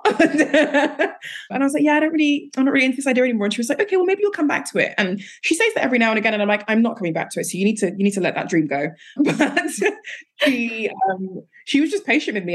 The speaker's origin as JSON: {"language": "English", "country": "Nigeria", "said": "I'm Nigerian"}